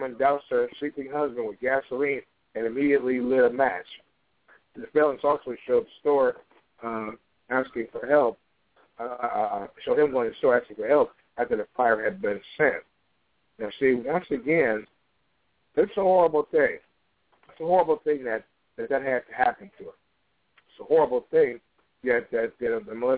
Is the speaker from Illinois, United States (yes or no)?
yes; Chicago, Illinois, United States; on the south side of Chicago, my hometown